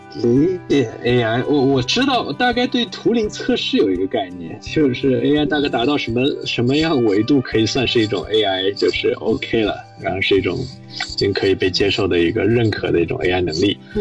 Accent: Shanghai, China; moved away as an adult; also born or lived in Princeton, United States; 我是上海人，我在上海读公校长大的，然后高中其实读的是复旦附中

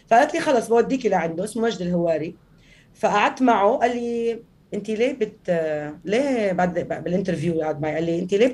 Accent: Palestine; انا فلسطينيه

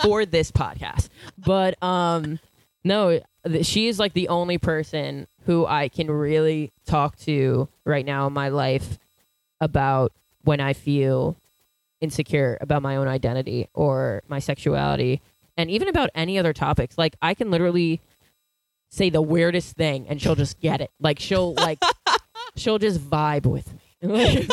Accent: Syosset, New York, United States; am from Syosset. We live like 10 minutes away from each other, Val and I. But we went to different elementary schools

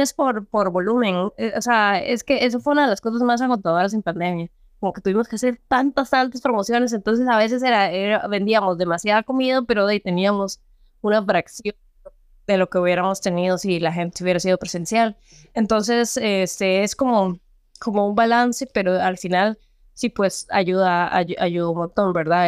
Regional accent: Peru; now in Costa Rica; yo soy peruana, nací en Perú

